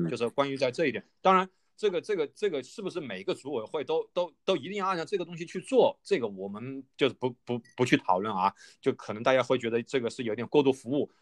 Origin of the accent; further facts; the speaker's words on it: Wuhan, Hubei, China; 我是在武汉土生土长的嘛